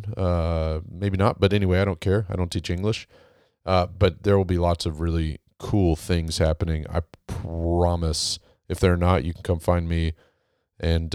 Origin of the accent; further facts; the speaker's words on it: Texas, United States; being from Texas